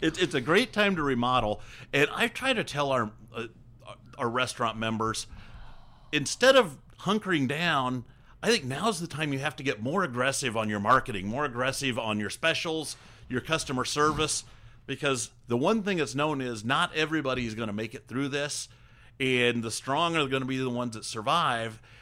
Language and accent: English; Hancock County, Indiana, United States; I grew up in Hancock County